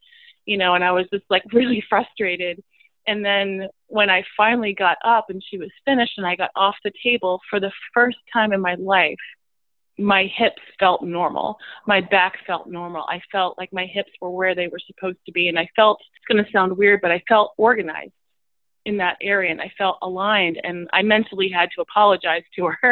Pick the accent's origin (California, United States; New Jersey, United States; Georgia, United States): New Jersey, United States; moved away; also born or lived in New York City; I grew up in New Jersey, and I moved to New York City